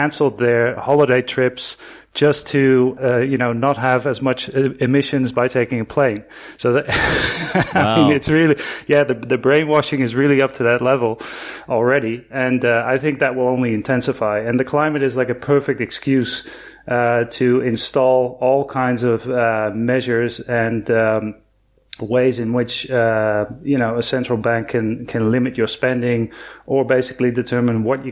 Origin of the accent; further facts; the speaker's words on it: Netherlands; moved away as an adult; now in Argentina; I'm originally from the Netherlands, and I moved here in 2005. To Argentina